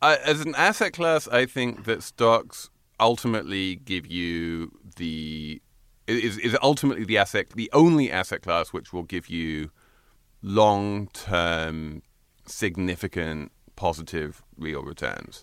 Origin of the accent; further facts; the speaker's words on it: England, United Kingdom; moved away; I basically grew up with her in England